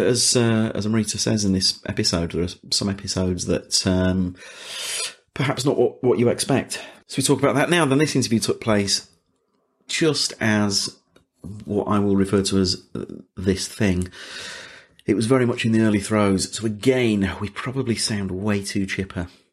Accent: Leeds, Yorkshire and the Humber, United Kingdom; now in London, United Kingdom; I'm from Leeds

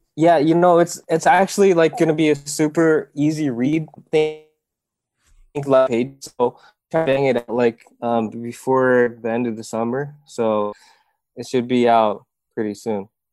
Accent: Iowa, United States; moved away as an adult; now in South Korea; I grew up in Iowa

